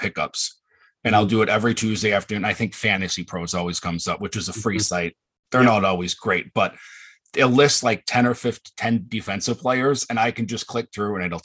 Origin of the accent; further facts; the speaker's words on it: Wisconsin, United States; I grew up in Wisconsin my whole life